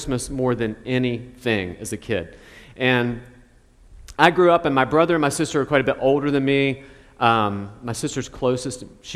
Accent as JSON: {"language": "English", "town": "Charleston", "region": "West Virginia", "country": "United States", "tie": "born or raised there", "said": "where I grew up in Charleston, West Virginia"}